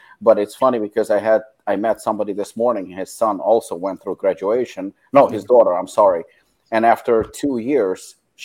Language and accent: English; Israel; English is a second language; moved away as an adult; also born or lived in South Africa; I moved from Israel to South Africa, and that was actually my transition, and my English wasn't even that good